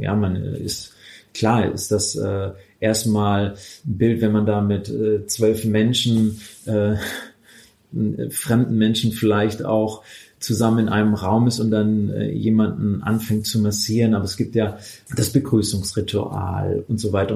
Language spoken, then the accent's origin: German; Swabia, Baden-Württemberg, Germany; also born or lived in Stuttgart; Ich komme aus dem Schwabenland